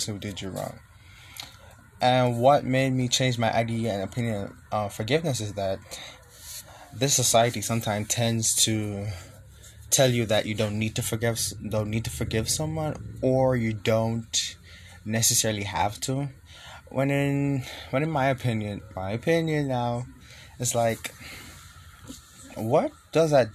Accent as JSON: {"language": "English", "country": "Jamaica", "tie": "born or raised there", "moved": "as an adult", "lives_now": "United States", "said": "growing up in the environment where I was born and raised in Jamaica, and I moved to the U.S. like 4 years ago."}